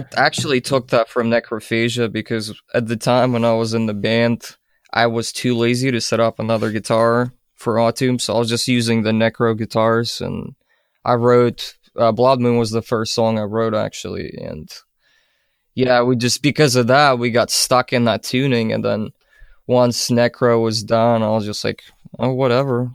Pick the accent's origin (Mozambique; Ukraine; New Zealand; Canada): Ukraine; moved away; I'm originally from Ukraine